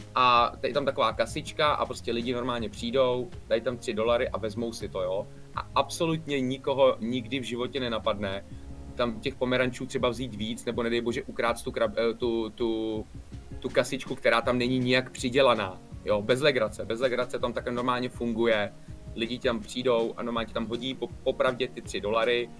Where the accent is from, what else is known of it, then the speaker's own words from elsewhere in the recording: Czechia; Jsme se vrátili sem do Čech